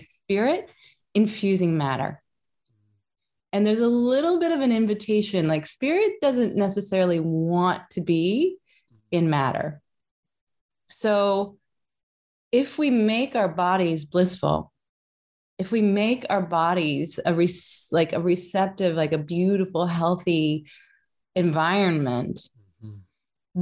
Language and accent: English; Kentucky, United States; Kentucky, which is my home state.